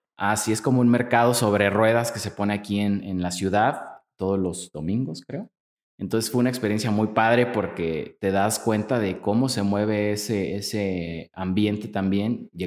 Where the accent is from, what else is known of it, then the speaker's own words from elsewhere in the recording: Apatzingán, Michoacán, Mexico; moved away as an adult; now in Morelia, Mexico; yo soy nacido de, en Apatzingán, Michoacán